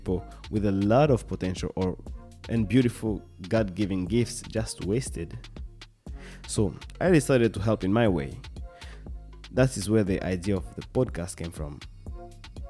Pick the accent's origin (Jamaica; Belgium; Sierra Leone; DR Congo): DR Congo; Kinshasa; now in Sweden; I'm originally from Congo, Kinshasa, but I have been living in Sweden for the past decade